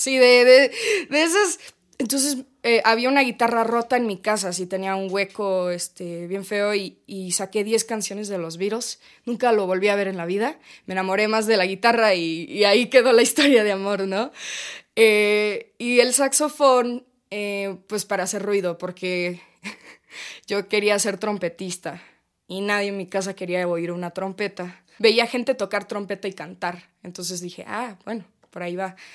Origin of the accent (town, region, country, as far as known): Ensenada, Baja California, Mexico; born or raised there; also born or lived in Monterey, California, United States